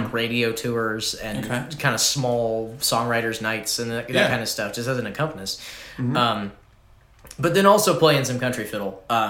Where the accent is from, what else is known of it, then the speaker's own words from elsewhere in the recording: Columbia, Missouri, United States; I'm from Missouri.